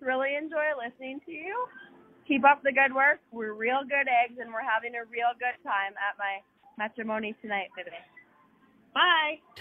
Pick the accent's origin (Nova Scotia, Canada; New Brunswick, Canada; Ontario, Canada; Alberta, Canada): Nova Scotia, Canada; I'm from Nova Scotia